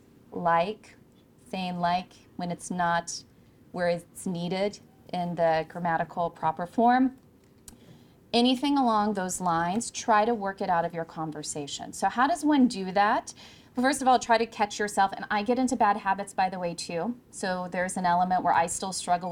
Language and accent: English; California, United States; moved away; I'm originally from California